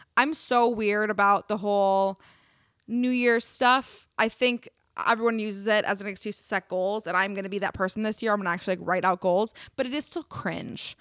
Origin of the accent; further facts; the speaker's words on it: Wisconsin, United States; moved away; I'm from Wisconsin